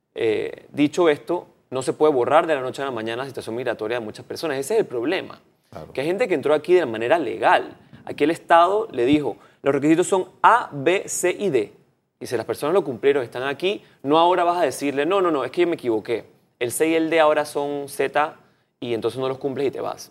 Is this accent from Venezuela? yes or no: no; Panama; yo no me sentiría para nada identificado como panameño